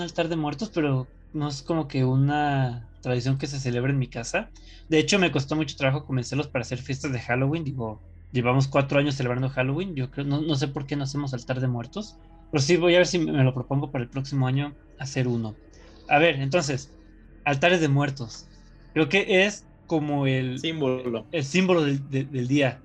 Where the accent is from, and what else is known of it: Mexico